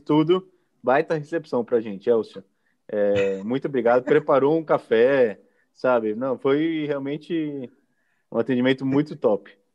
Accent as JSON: {"language": "Portuguese", "country": "Brazil", "said": "como brasileiro"}